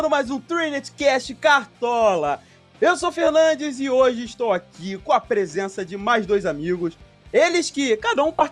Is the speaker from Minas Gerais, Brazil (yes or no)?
yes; São João del-Rei, Minas Gerais, Brazil; É pertinho, eu sou de São João.